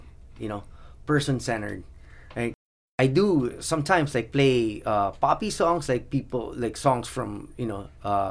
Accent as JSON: {"language": "English", "country": "Philippines", "tie": "born or raised there", "said": "I was born in the Philippines. My parents had 7 kids. I was the 6th of 7. We didn't really have much"}